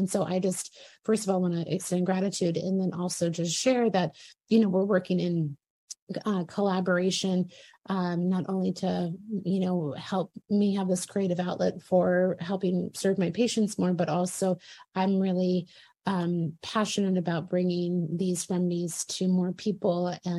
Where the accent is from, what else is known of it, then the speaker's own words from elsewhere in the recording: Virginia, United States; So Dr. Marie lives in Virginia, my home area, my home state.